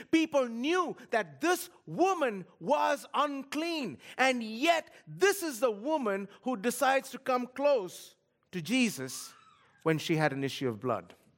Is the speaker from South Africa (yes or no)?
no; Kolkata, West Bengal, India; moved away; I grew up in a city of sixteen million people. Kolkata, India